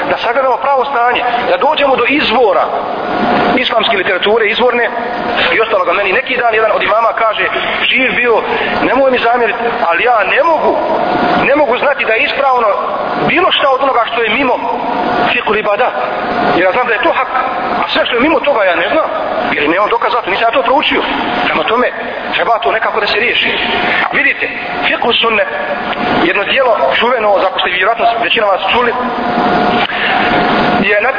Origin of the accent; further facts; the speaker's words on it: Bosnia & Herzegovina; ovdje kod nas u Bosni i Hercegovini.